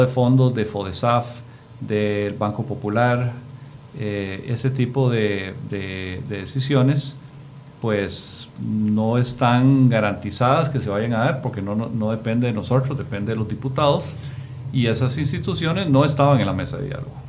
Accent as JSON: {"language": "Spanish", "country": "Costa Rica"}